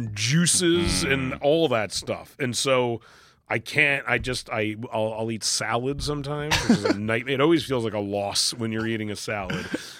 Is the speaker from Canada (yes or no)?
yes; Vancouver, British Columbia, Canada; moved away; Well, I grew up in Vancouver, where it is like a huge Asian population of all sorts.